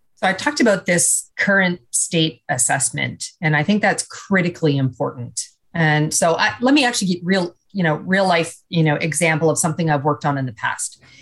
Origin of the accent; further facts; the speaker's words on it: Canada; now in United States; as a Canadian now living uh, in the US